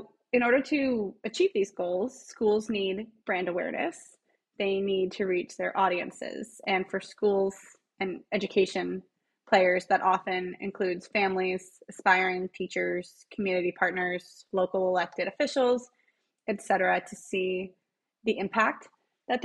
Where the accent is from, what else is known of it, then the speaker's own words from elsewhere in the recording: Los Angeles, California, United States; I grew up in Los Angeles